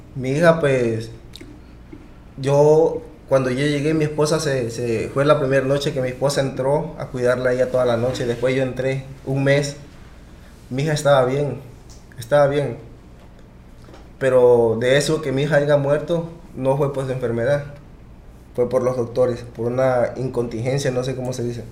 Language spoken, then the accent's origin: Spanish; Arriaga, Chiapas, Mexico; moved away; also born or lived in United States; así llegué a, Chiapas, donde en mi tierra